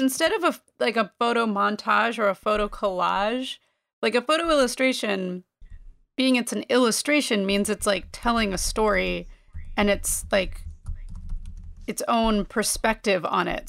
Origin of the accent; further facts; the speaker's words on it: Northeast, United States; I am from the Northeast.